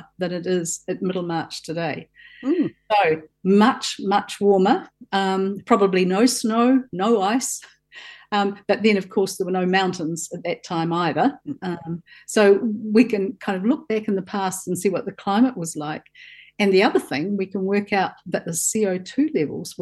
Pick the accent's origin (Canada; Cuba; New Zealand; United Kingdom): New Zealand; Southland; I grew up in Southland on a farm, and I used to spend my holidays at Riverton